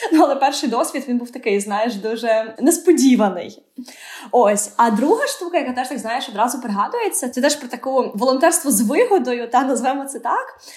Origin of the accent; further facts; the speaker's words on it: Odesa, Odesa Oblast, Ukraine; Я виросла в Одесі